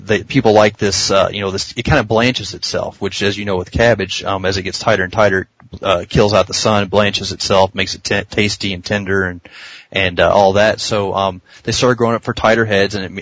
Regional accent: the South, United States; I'm from the South, so, you know, or mid South at least

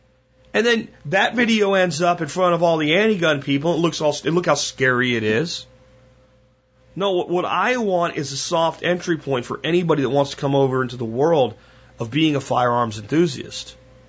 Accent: Pennsylvania, United States; Where I grew up in Pennsylvania, you didn't own a gun.

